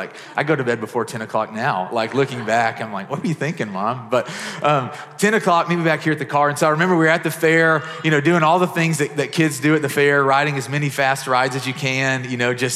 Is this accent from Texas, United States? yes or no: no; Murray, Kentucky, United States; the small town I grew up in Murray, Kentucky